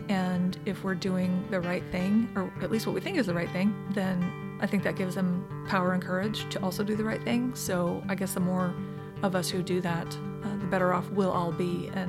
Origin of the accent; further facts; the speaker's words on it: South Dakota, United States; So I consider South Dakota my home state, but only because I think my family lived there the longest.